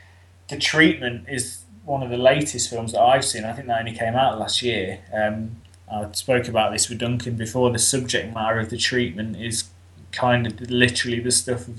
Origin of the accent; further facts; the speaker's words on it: Leicester, East Midlands, United Kingdom; I'm from Leicester, which is almost bang in the middle of the UK.